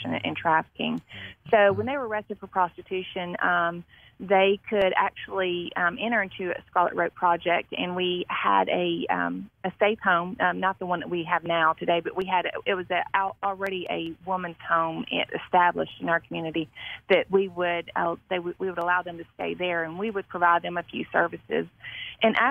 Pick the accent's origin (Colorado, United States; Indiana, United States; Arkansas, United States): Arkansas, United States; Marion; now in Jackson, United States; I was born and raised in Marion, Arkansas